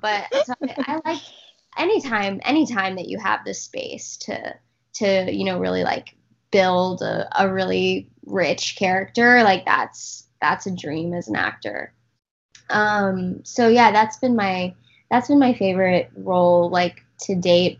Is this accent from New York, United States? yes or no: no; Texas, United States; I grew up in in Texas